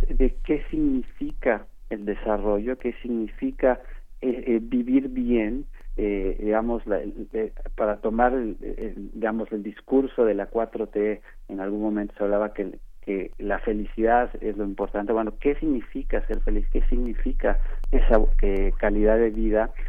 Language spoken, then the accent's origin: Spanish; Mexico; como mexicanos